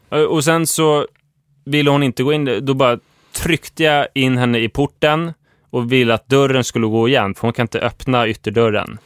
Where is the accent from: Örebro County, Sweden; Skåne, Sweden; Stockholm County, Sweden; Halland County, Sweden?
Stockholm County, Sweden; Huddinge; jag växte upp i Huddinge